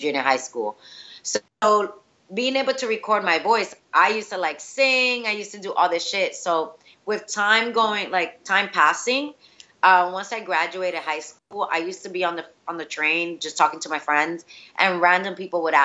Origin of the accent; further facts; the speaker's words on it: New York, United States; first language Spanish; English is a second language; I grew up in New York, in Washington Heights